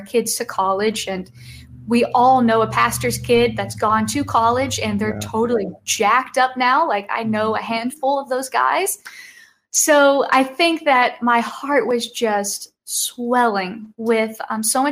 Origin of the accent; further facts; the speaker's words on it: Kentucky, United States; I'm from Kentucky, so I would say it was just a little bit extra special for me because this is my land, the land that I am proud of, the land I was born in.